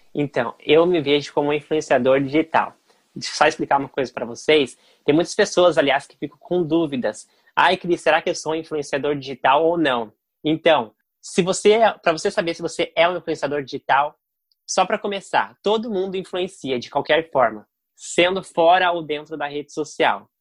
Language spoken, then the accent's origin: Portuguese; Curitiba, Paraná, Brazil; eu sou de Curitiba